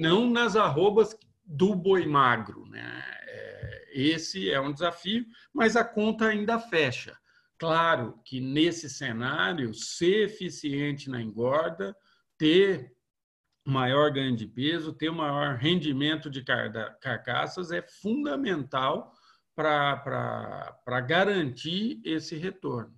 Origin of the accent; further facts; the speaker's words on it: interior of São Paulo, Brazil; moved away as an adult; also born or lived in Viçosa; eu sou do interior de São Paulo